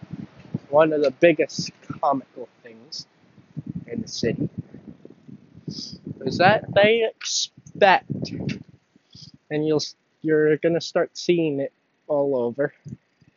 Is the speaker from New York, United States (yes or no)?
yes; Long Island, New York, United States; I am from Long Island. I am not from the city